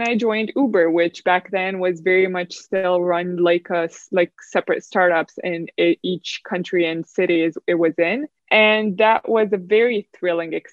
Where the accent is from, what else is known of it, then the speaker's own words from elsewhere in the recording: Romania; So I grew up in Romania, in a small-ish town from Romania